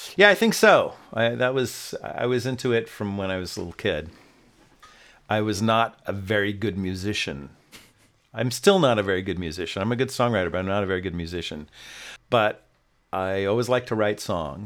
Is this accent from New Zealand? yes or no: no; Oakland, California, United States; moved away as an adult; also born or lived in San Diego / New York; now in Los Angeles, United States; I am actually originally a West Coast guy. I was born in Oakland